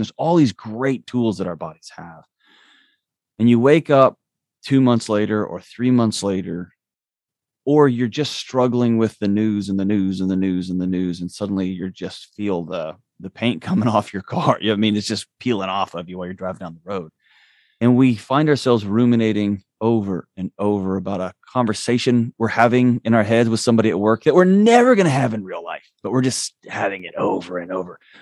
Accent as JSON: {"language": "English", "region": "Texas", "country": "United States", "tie": "born or raised there", "moved": "yes", "lives_now": "Nashville, United States", "said": "I was born and raised in Texas"}